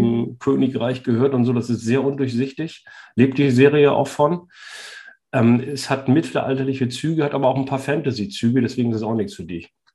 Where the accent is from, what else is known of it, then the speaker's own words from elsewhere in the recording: Northern Germany, Germany; als Norddeutscher